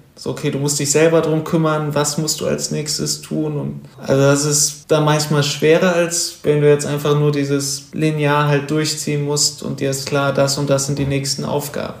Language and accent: German; Wuppertal, North Rhine-Westphalia, Germany; moved away as an adult; now in Cologne, Germany; wohne zwar jetzt in Köln seit äh, sechs, sieben Jahren, und, aber ich komme ursprünglich aus Wuppertal